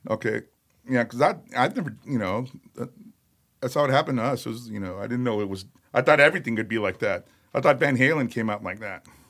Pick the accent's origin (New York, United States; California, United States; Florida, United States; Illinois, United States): Illinois, United States; Chicago; I was born in Chicago